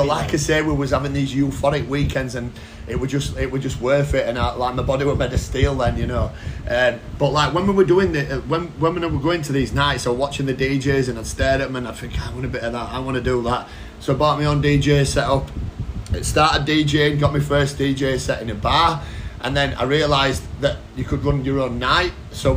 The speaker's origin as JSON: {"language": "English", "town": "Wakefield", "region": "Yorkshire and the Humber", "country": "United Kingdom", "tie": "born or raised there", "said": "I grew up with no dad, just my mum, and we grew up in a place called Painfort, which is like the Bronx of Wakefield."}